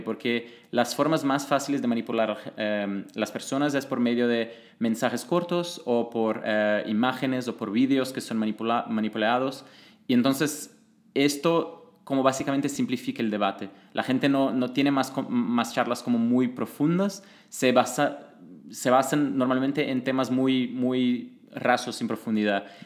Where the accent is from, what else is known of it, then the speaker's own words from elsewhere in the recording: Brazil; moved away; yo vengo de Brasil y trabajaba como consultor político